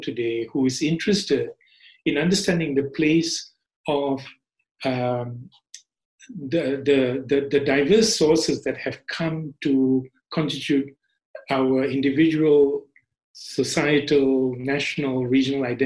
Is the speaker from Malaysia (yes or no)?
yes; Malaysia; I was growing up in Malaysia